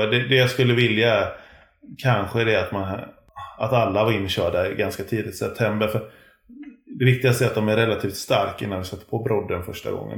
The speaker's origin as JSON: {"language": "Swedish", "town": "Gothenburg", "region": "Västra Götaland", "country": "Sweden", "said": "jag kommer från Göteborg"}